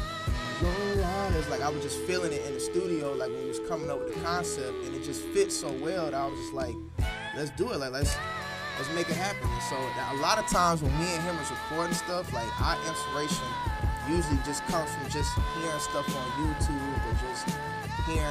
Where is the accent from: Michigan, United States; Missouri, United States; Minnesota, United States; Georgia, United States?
Georgia, United States; Atlanta; also born or lived in Decatur, Georgia; I grew up in Atlanta